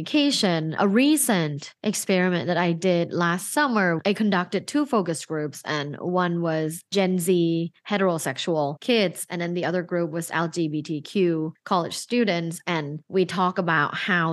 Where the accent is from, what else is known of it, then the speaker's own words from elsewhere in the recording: Thailand; now in United States; I'm from Thailand.